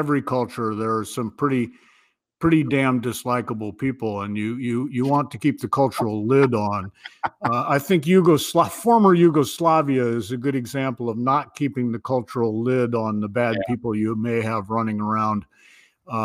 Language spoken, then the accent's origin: English; Ohio, United States; moved away as an adult; now in New Hampshire, United States; I was born and raised in the Midwest, but I came east